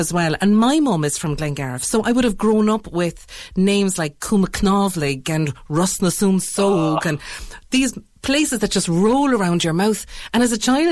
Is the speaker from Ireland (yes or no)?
yes; Inishannon, Munster, Ireland; I'm from Inishannon